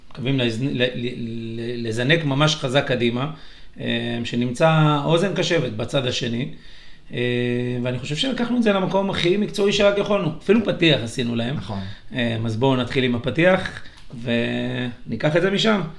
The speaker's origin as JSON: {"language": "Hebrew", "town": "Yavne", "region": "Central District", "country": "Israel", "tie": "born or raised there", "said": "גדלתי בדרור."}